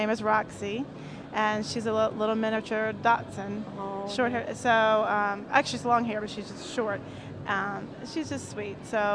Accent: North Carolina, United States; I'm from North Carolina

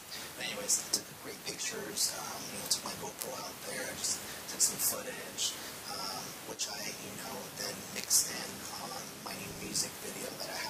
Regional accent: California, United States; moved away; also born or lived in Salt Lake City, Utah; I'm originally from California

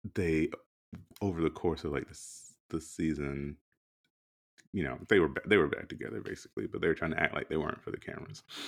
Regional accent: South Carolina, United States; growing up in South Carolina

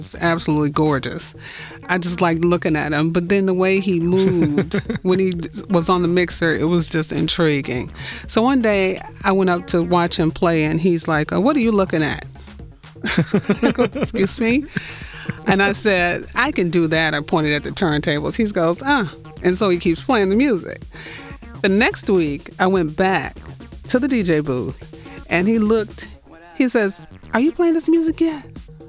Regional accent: Detroit, Michigan, United States; born and raised. It's day one in Detroit

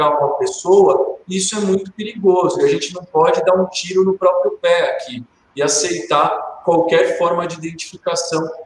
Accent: Barbacena, Minas Gerais, Brazil; also born or lived in Santo Antônio do Pinhal; now in Itaquaquecetuba, Brazil; Eu pareço aquele personagem da escolinha, quando eu era criança pequena lá em Barbacena. Eu prometi que quando eu saísse de Santo Antônio, eu ia tentar não citar

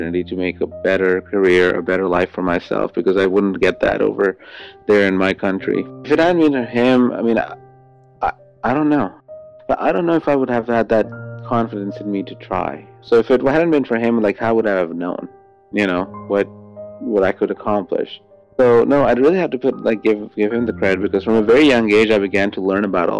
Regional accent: Pakistan; moved away as an adult; I am 25 years old, and I am from Pakistan

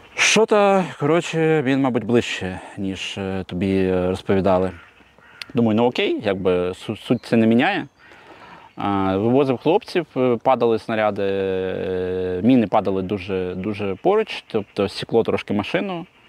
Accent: Kyiv, Ukraine; я з Троєщини.

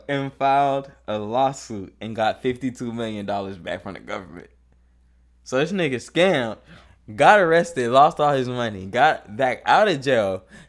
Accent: Atlanta, Georgia, United States; also born or lived in Africa; I immigrated when I was a young kid. So, but I'm still going to tell people. Well, I do tell people I'm African, but. But the first thing I say is I'm from Atlanta. Yeah, it's like, because like, that's my childhood.

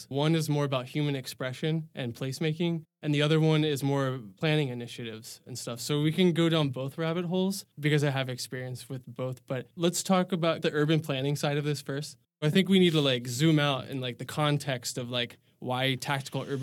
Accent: Dallas, Texas, United States; moved away as an adult; now in Seattle, United States; And before that, I was in Texas for my whole life. So I started out in Dallas, Texas, went to school at Texas A&M University, and then I lived in Houston

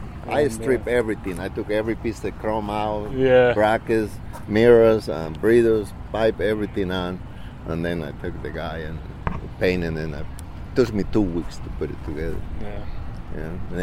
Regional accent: Panama; now in Florida, United States; I'm from Panama, Central America, Panama Canal

